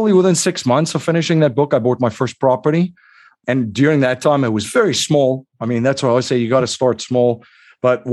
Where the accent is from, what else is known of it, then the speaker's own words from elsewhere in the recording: South Africa; moved away as an adult; now in United States; I'm originally from South Africa. I came to the US, boy, it's almost 22 years ago.